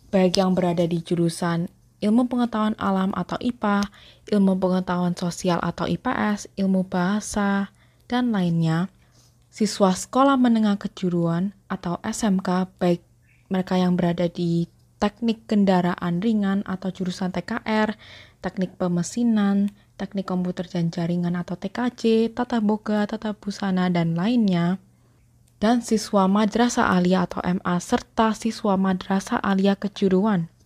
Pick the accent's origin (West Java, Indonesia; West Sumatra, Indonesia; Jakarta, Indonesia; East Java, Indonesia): East Java, Indonesia; Surabaya; aku berasal dari kota Surabaya.